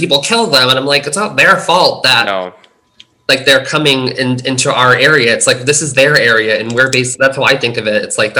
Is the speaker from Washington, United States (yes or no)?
no; Stoneham, Massachusetts, United States; even like my hometown, like I grew up in a town called Stoneham, Massachusetts.